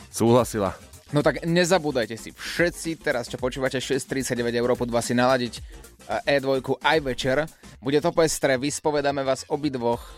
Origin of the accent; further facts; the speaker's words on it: Nitra, Nitra Region, Slovakia; z Nity.